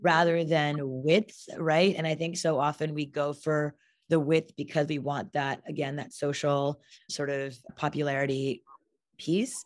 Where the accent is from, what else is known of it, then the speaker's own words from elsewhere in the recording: Montreal, Quebec, Canada; moved away; I'm half Indian, half Japanese from Montreal, Canada